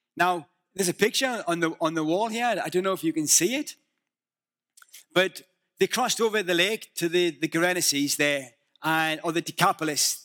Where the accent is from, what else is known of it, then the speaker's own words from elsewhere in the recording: the north of England, United Kingdom; moved away; Can you understand my accent? I'm from the north of England, and we are notoriously, um, difficult to understand